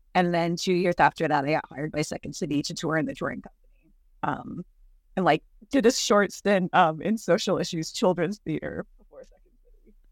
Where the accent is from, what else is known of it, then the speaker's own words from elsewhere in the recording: California, United States; also born or lived in Chicago, Illinois; was born in Chicago, but we moved to California when I was three